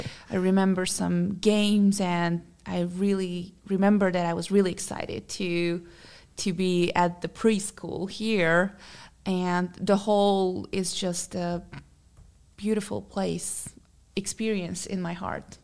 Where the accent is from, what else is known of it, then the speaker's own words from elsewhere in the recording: Hungary; English is a second language; moved away; from Hungary, so that's why I have a little bit of accent